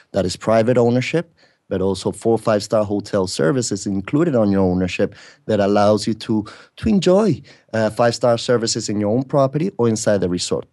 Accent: Spain; also born or lived in Britain; now in Mexico; I was born in Britain, brought up in Spain

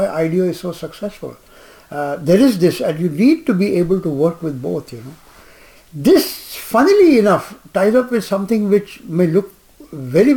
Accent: Jamshedpur, Jharkhand, India; I grew up in Jamshedpur

